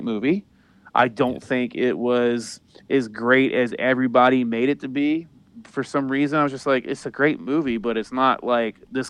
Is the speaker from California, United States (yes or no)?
no; Mississippi, United States; I'm Cajun. You know, part Cajun. So grew up in Mississippi.